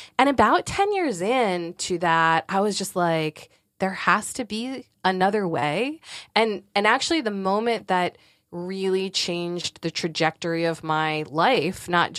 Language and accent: English; Northeast, United States; now in Durham, United States; I am. Durham, North Carolina. We are transplants from the Northeast, and we will never return.